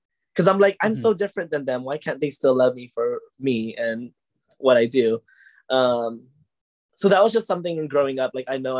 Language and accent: English; Hawaii, United States; growing up in Hawaii